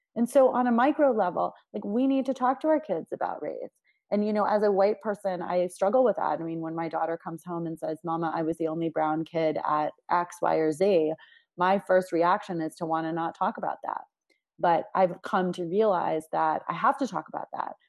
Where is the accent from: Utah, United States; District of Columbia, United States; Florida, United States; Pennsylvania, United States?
District of Columbia, United States; Washington; I grew up in Washington, D C, which is a very unique and diverse place